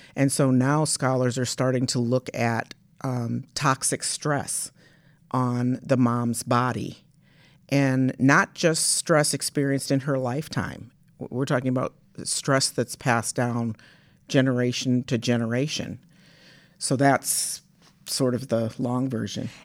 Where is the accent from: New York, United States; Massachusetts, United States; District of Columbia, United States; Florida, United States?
District of Columbia, United States; Washington; moved away as an adult; also born or lived in Michigan; my family's from Michigan, uh, but I, I grew up in Washington, D C, and, but came back to Michigan State, um, to go to college